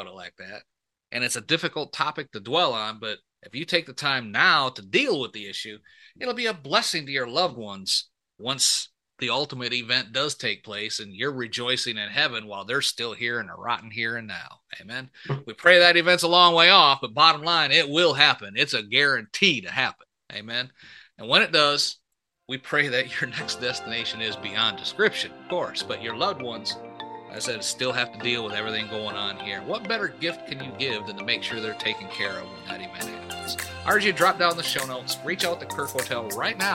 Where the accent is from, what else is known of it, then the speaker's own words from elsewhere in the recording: Michigan, United States; I was born and raised up in Michigan